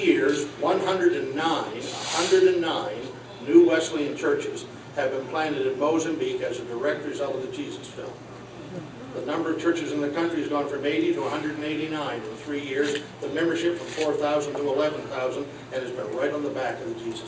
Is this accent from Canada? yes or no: yes; Nova Scotia, Canada; moved away as an adult; also born or lived in Alabama; I moved from Nova Scotia to Alabama.